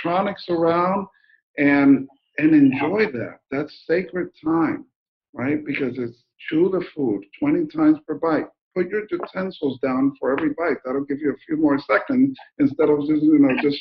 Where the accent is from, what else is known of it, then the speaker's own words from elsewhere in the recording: New Jersey, United States; moved away; also born or lived in Colombia / Mexico; I was born in Colombia, grew up in New Jersey, and work in Mexico and everywhere now